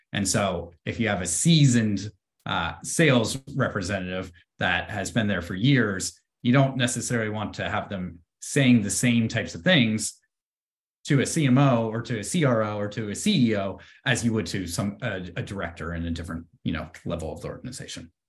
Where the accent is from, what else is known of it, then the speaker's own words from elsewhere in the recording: Bay Area, California, United States; growing up in the Bay Area, I've always been around, uh, tech